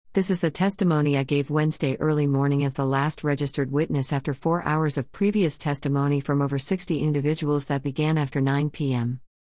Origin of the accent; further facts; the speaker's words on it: Hawaii, United States; now in Austin, United States; I grew up in Hawaii in the nineteen seventies